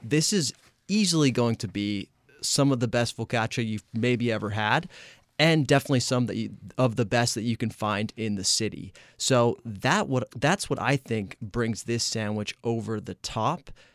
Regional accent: Italy; now in Los Angeles, United States; I am from Italy

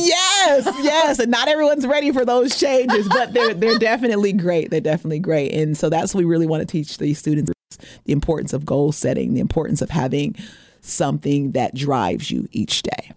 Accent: Portland, Oregon, United States; moved away; I'm originally from Portland, Oregon, um, the Great Northwest

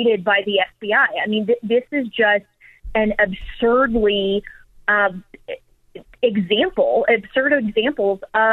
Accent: Colorado, United States; my home state of Colorado

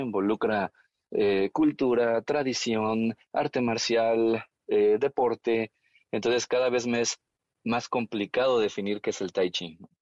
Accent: Mexico; Yo hago la broma de que soy mexicano, pero soy made in China

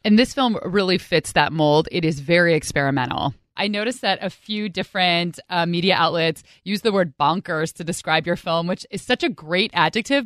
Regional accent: California, United States; now in Washington, United States; I'm from California

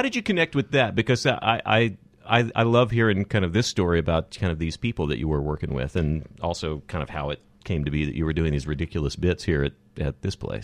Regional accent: Odessa, Texas, United States; moved away as an adult; now in Los Angeles, United States; I came from Odessa, Texas

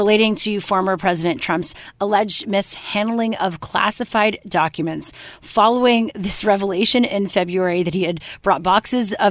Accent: Canada; now in United States; I'm Canadian

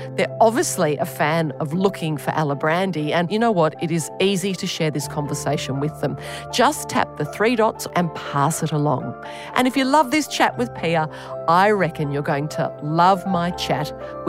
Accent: Australia; accent: Aussie; my terrible Aussie accent.

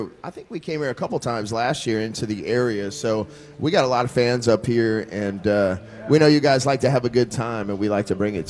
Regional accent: North Louisiana, United States; I'm from North Louisiana, and we're actually closer to Dallas.

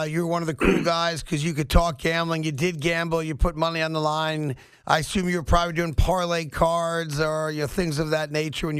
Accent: New York, United States; a lot of guys like me who grew up in New York

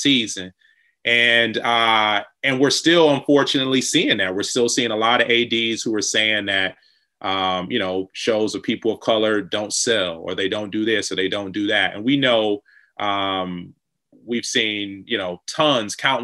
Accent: Detroit, Michigan, United States; growing up in Detroit

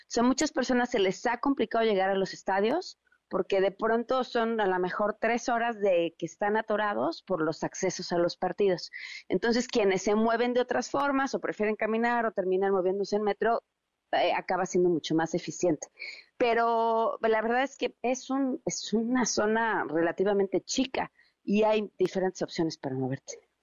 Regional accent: Mexico

